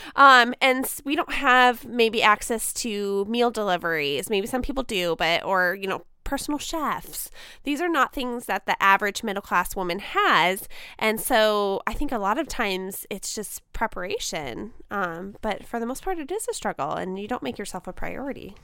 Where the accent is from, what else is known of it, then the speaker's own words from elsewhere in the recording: United States; as an American woman